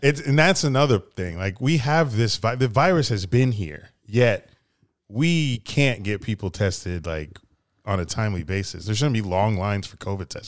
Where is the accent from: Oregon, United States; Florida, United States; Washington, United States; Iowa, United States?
Florida, United States; we're from Florida